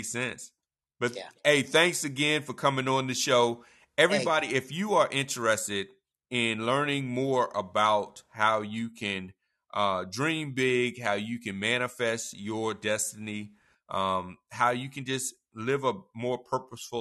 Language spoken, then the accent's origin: English; Virginia, United States; now in Georgia, United States; I'm from Virginia, so I still root for Virginia Tech